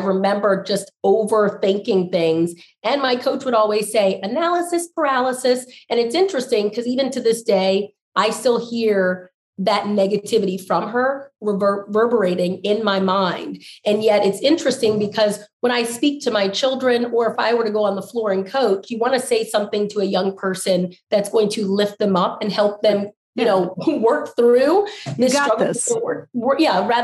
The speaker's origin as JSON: {"language": "English", "region": "Maryland", "country": "United States", "said": "my home state of Maryland"}